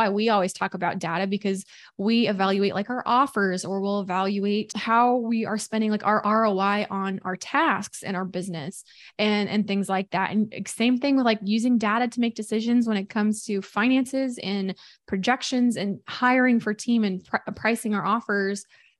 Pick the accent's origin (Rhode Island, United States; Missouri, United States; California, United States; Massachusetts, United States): Missouri, United States; We did that growing up all the time, had fish fry, but I'm from Missouri. So it was always like catfish that we did, like fish fry catfish.